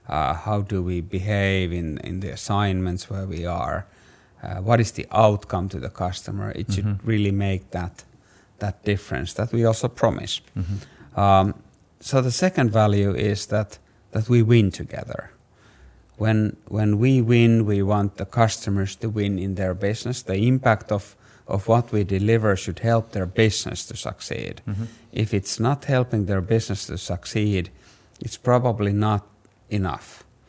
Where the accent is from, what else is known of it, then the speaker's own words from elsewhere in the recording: Finland; English is a second language; I'm from Finland.